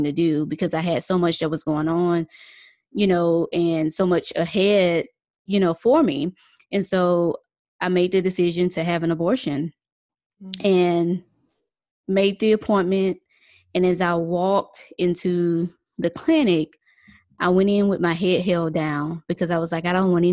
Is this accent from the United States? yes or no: yes; Mississippi, United States; we're originally from Mississippi